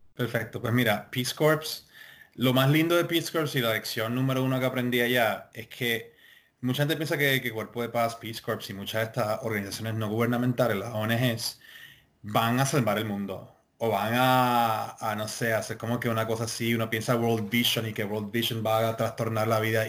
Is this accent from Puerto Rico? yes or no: yes; Puerto Rico; como puertorriqueños